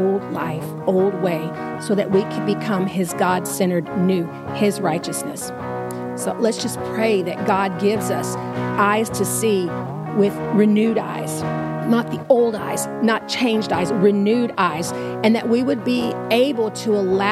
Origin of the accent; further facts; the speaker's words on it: Houston, Texas, United States; I'm from Southeast Texas. I'm from Houston, which is a spit across the border from Louisiana